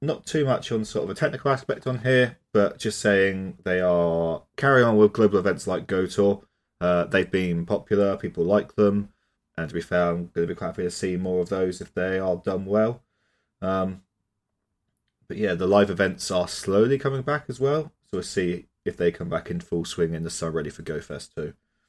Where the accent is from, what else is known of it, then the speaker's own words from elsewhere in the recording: United Kingdom; I mean, I'm British. That's basically part of my identity.